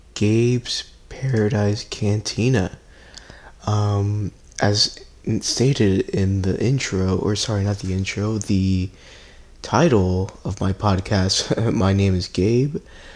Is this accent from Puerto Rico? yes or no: yes; Puerto Rico; I'm originally from Puerto Rico. I know I don't sound like it, but, but I can assure you guys that I am. You know, great island, miss my family over there.